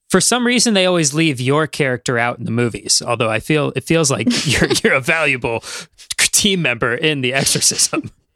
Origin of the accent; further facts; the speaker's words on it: Midwest, United States; As a Midwesterner